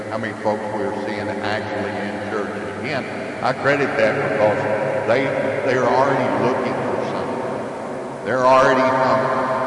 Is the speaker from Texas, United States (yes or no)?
yes; Pasadena, Texas, United States; I am from uh, Pasadena, Texas. Grew up down there. It's a uh, suburb, suburb of Houston